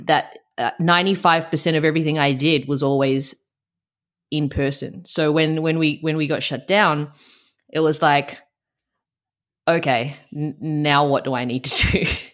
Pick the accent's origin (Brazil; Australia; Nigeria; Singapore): Australia; also born or lived in Melbourne; I moved back to my hometown.